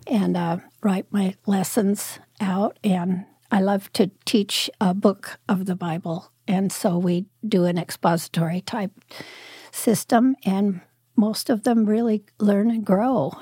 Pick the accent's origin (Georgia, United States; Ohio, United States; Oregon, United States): Oregon, United States; Prospect; also born or lived in Medford, Oregon / Salem, Oregon; I lived up in the mountains in the Cascades, up by Crater Lake, uh, when I was growing up